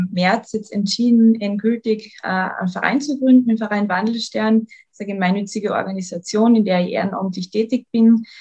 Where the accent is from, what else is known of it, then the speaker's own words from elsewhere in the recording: Carinthia, Austria; ich bin gebürtige Lochentalerin, bin der Liebe wegen nach Klagenfurt gezogen, bin jetzt seit mittlerweile fünf Jahren in Klagenfurt